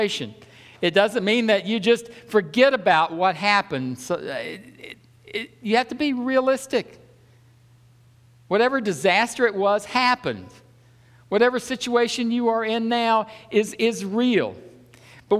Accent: the South, United States; I'm from the South

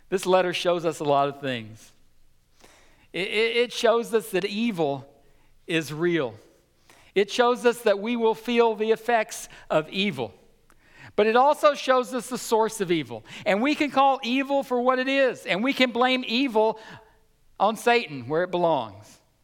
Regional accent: United States; as American Christians

